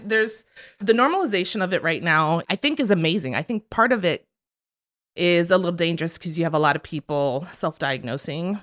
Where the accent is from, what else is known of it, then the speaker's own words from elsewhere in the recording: South Florida, United States; moved away as an adult; now in New York, United States; I was born in New York, but I was raised in South Florida